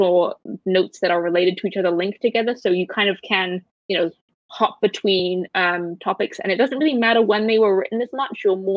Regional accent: United Kingdom; I'm British

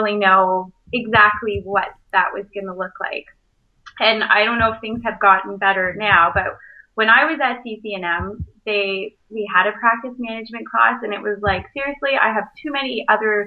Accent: Brampton, Ontario, Canada; moved away as an adult; also born or lived in Kingston / Toronto; now in Port Elgin, Canada; I grew up in Brampton

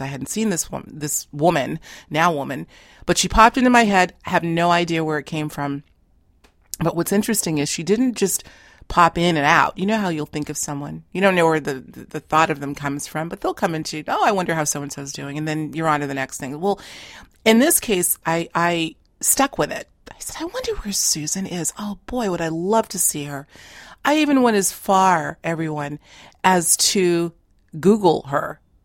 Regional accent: Boston, Massachusetts, United States; we grew up in Boston proper. Now, uh, we're both living in a neighboring suburb

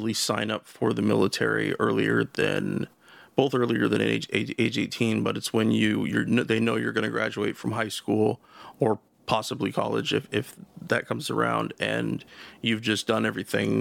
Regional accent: The Dalles, Oregon, United States; moved away as an adult; also born or lived in Portland area, Oregon; now in Portland, United States; I lived in my hometown of the Dalles. That's about an hour east of where I live now, in the Portland area.

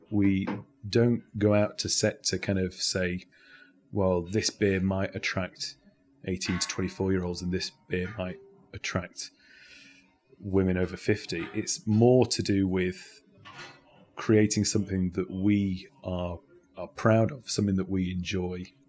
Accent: Sheffield, Yorkshire and the Humber, United Kingdom; also born or lived in Derby; now in Nottingham, United Kingdom; I grew up in Sheffield, um, before moving to Nottingham

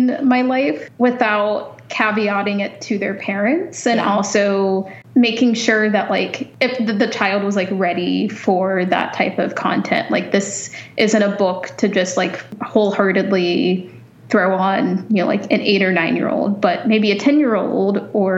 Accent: United States; moved away as an adult; now in Canada; as an American

